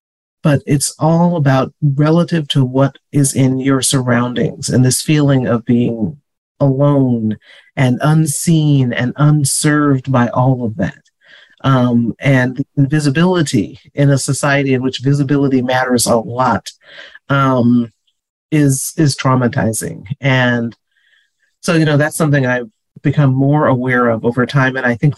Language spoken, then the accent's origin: English; East Coast, United States; now in California, United States; Growing up on the East Coast